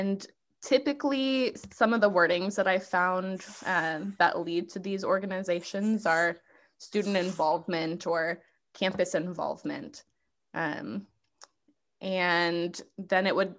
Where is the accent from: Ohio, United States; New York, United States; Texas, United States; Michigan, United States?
Texas, United States; I am from Texas. That's where I'm going to school and have been living for the past, you know, 10 years or so.